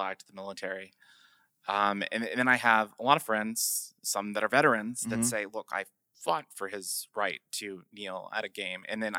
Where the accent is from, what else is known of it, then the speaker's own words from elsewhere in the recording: The Woodlands, Texas, United States; now in Houston, United States; I grew up in the Woodlands, yeah. north of town. I live downtown Houston.